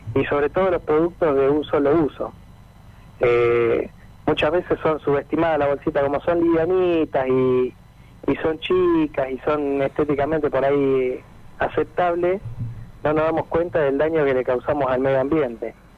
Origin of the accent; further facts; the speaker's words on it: Mar del Plata, Buenos Aires Province, Argentina; also born or lived in Otamendi; Nosotros somos de Mar del Plata, nacido en Atamendi